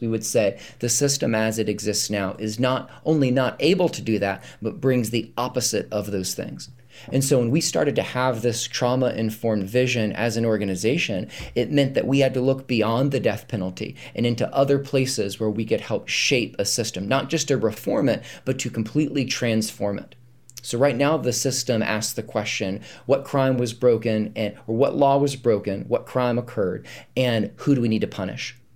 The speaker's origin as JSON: {"language": "English", "region": "North Carolina", "country": "United States", "tie": "born or raised there", "moved": "as an adult", "lives_now": "Charlottesville, United States", "said": "we grew up in North Carolina"}